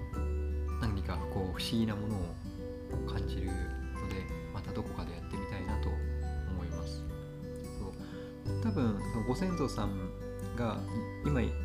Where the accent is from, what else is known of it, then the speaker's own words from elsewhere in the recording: Kagoshima, Japan; 僕の実家は鹿児島